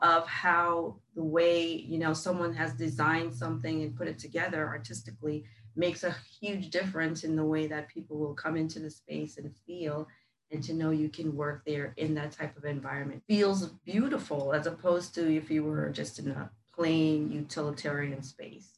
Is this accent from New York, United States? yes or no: yes; New York City, New York, United States; moved away as an adult; also born or lived in Jamaica; now in Orlando, United States; So I mostly grew up in New York